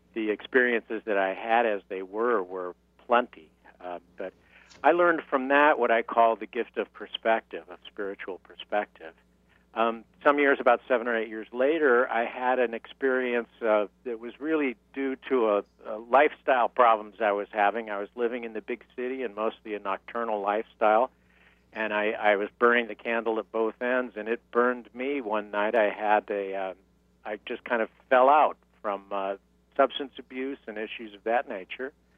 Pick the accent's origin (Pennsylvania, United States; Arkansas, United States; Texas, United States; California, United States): California, United States; San Diego; moved away; also born or lived in New York; I'm from San Diego, California, originally